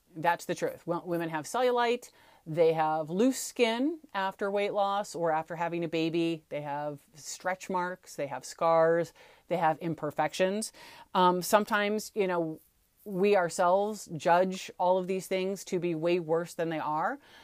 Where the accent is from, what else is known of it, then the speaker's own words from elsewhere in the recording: St. Louis, Missouri, United States; Where I grew up in Saint Louis, we say aunt